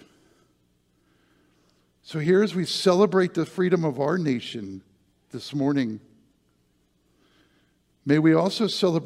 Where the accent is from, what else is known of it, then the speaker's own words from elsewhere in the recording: near Gettysburg, Pennsylvania, United States; my hometown, Gettysburg